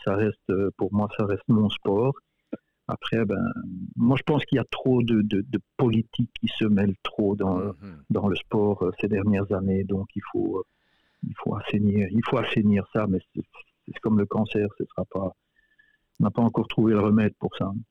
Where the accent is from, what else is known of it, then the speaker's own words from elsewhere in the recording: Belgium; moved away as an adult; now in Winnipeg, Canada; Je suis né, j'ai grandi en Belgique